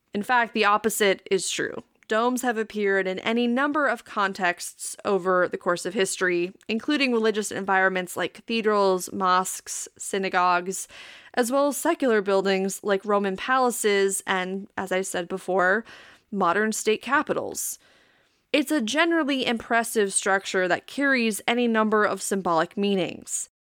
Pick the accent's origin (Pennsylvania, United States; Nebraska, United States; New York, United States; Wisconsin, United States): Wisconsin, United States; accent: Wisconsin; my little Wisconsin accent